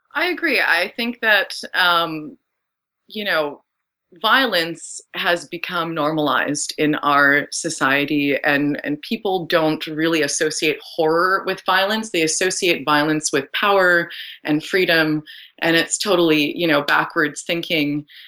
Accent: Ottawa, Ontario, Canada; I grew up in Ottawa

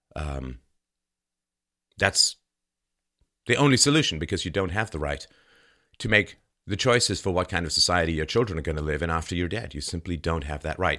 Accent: London, United Kingdom; moved away; I, half Irish, half German, and I grew up in London

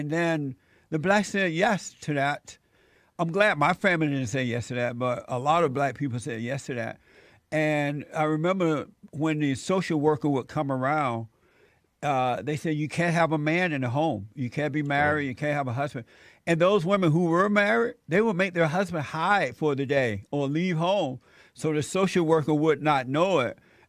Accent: Alabama, United States; moved away as an adult; now in Los Angeles, United States; I remember once when I moved from Alabama to Los Angeles in my early 20s, I met friends and I ended up smoking pot.

